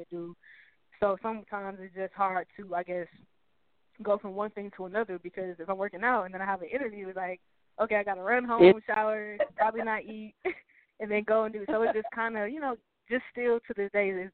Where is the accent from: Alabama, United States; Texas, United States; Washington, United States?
Texas, United States; Houston; also born or lived in Greenville, South Carolina; I always tell people I moved to Houston when I was literally like 1 year old